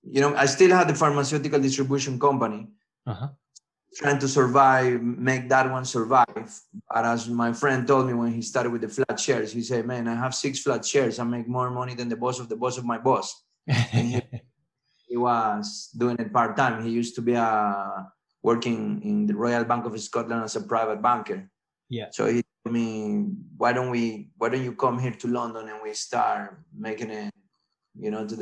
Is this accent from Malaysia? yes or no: no; Ecuador; English is a second language; moved away as an adult; also born or lived in Italy / France / Barcelona, Spain; I was born in Ecuador. I South America. I moved with my parents to Italy for a few years. Then I came back. They were doing university in Italy. Then I came back to live to Ecuador. I lived there until let's say 20 years old